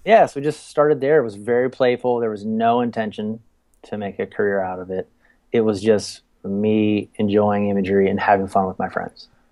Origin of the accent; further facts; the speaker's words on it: Frederick, Maryland, United States; moved away as an adult; also born or lived in Outer Banks, North Carolina / Baltimore, Maryland; I, I, grew up in in Maryland, uh, right outside of Washington D.C. in a little town called Frederick. And uh, yeah, 18 years I lived there